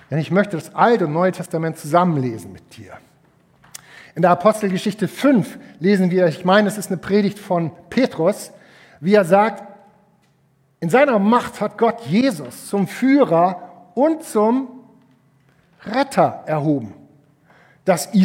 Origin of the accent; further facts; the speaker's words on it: Schleswig-Holstein, Germany; Ich komme aus Hamwade, Geestach, Zwedorf.